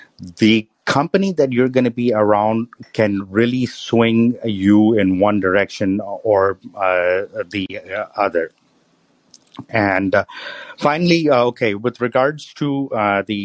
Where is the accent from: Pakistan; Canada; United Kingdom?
Pakistan; moved away as an adult; now in United States; when I was growing up in Pakistan, my house was right next to the Russian consulate